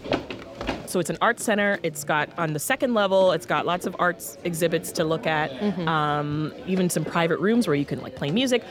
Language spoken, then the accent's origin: English; Toronto, Ontario, Canada; moved away as an adult; also born or lived in Jamaica; now in Washington, D.C., United States; So I moved here from Toronto. Mm-hmm. I was raised in Toronto. I spent more than 2 decades there. I was born in Jamaica.